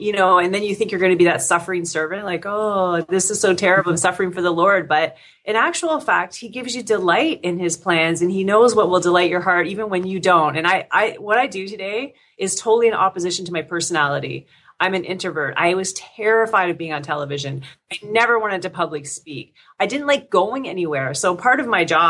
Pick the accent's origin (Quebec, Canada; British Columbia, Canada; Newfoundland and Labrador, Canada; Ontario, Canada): Ontario, Canada; Windsor; also born or lived in Oklahoma, United States; I grew up in Windsor, which is a border town right across from Detroit, Michigan